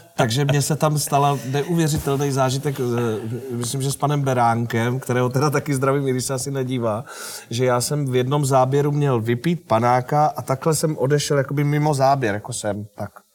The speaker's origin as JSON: {"language": "Czech", "town": "Nové Strašecí", "region": "Central Bohemian Region", "country": "Czechia", "tie": "born or raised there", "also_born_or_lived": "Rajhrad", "moved": "yes", "said": "já pocházím z Nového Strašecí, to je takový eh, městečko ve středních Čechách a říká se mu Strágo."}